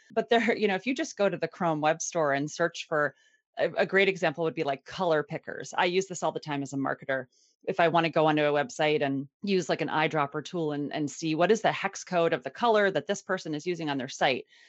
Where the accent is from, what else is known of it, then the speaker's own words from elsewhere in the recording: Annapolis, Maryland, United States; I am from Annapolis, Maryland